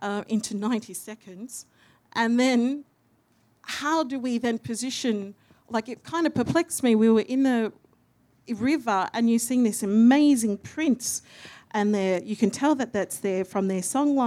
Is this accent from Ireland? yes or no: no; Perth, Western Australia, Australia; moved away as an adult; now in Melbourne, Australia; I'm a Wongatha Yamiji and Noongar Gidja woman from Wajak Noongar Buja, so Perth